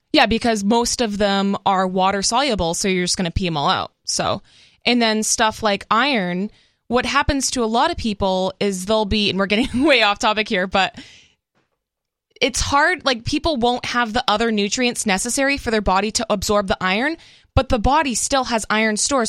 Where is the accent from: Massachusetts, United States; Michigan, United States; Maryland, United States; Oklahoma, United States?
Massachusetts, United States; now in Los Angeles County, United States